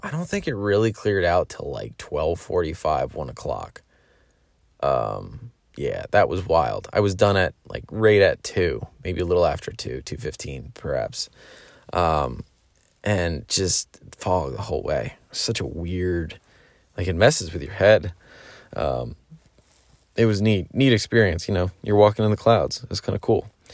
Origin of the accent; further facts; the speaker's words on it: Pennsylvania, United States; I grew up in Pennsylvania